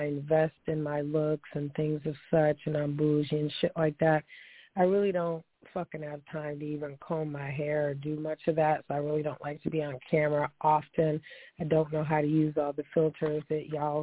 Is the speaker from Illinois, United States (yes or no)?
no; Niagara Falls, New York, United States; I hail from Niagara Falls.